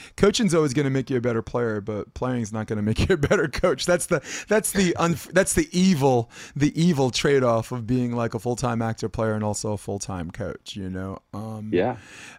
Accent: New York, United States; I'm a New Yorker

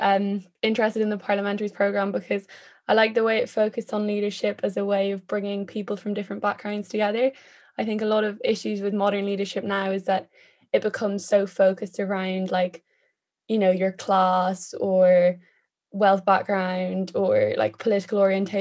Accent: Ireland; moved away as an adult; also born or lived in London; now in Manchester, United Kingdom; I'm studying politics, philosophy, and economics. I was born in London, but moved to the Republic of Ireland when I was four. So grew up in a Protestant household in a predominantly Catholic area of Ireland.

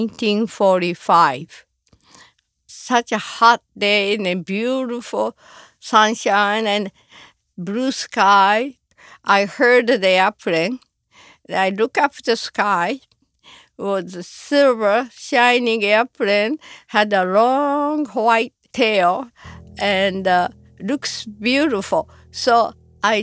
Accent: Hiroshima, Japan; now in United States; I was born in Hiroshima, Japan, and I was 13 years old

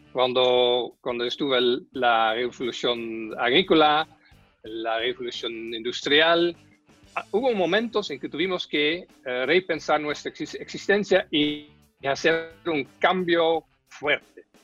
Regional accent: Netherlands; now in Chile

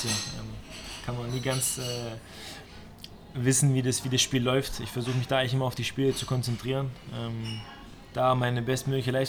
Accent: Stuttgart, Baden-Württemberg, Germany; ich bin in Stuttgart groß geworden und äh, ich habe da damals die große Zeit vom VfB äh, mitgenommen.

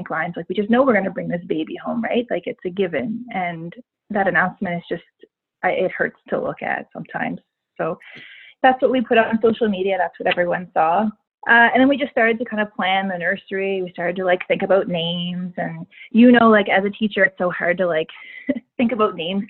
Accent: Yarmouth, Nova Scotia, Canada; now in Calgary, Canada; I'm originally from Yarmouth, Nova Scotia, and I've lived in Calgary now, I guess, for 10 years.

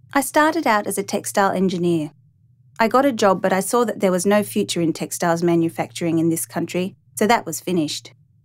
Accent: Tianjin, China; also born or lived in Dalian; I was born in 1933 in Dalian in China, and I grew up in Tianjin.

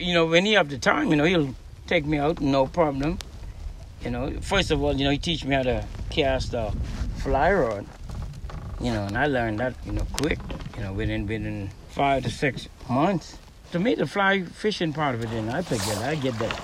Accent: McLean's Town, East Grand Bahama, Bahamas; In McLeanstown.

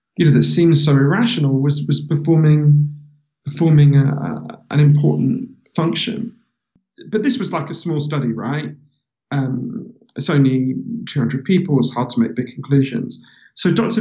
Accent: London, United Kingdom; also born or lived in Glasgow; I'm from London. So um, I've, I've um, yeah, I was I was born in in uh, Glasgow because my mother's Scottish. Um, but they moved here when I was a baby

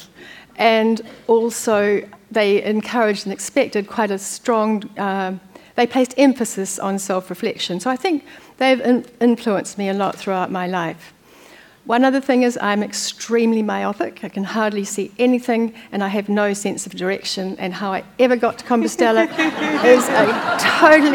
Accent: Hawke's Bay, New Zealand; also born or lived in Wellington; we grew up in Hawke's Bay

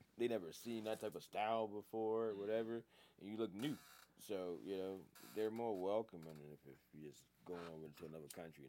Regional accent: Germany; No, I'm from Germany.

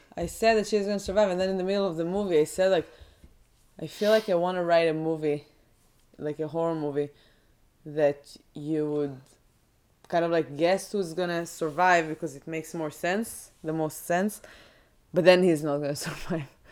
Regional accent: Israel; moved away; when you're growing in Israel, growing up in Israel

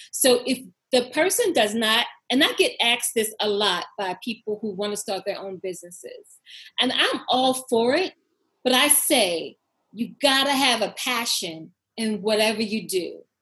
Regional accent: Baltimore, Maryland, United States; I am born and raised from Baltimore City

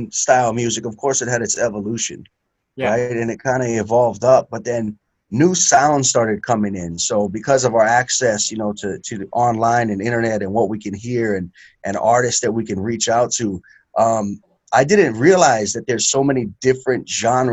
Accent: Hawaii, United States; born or raised there

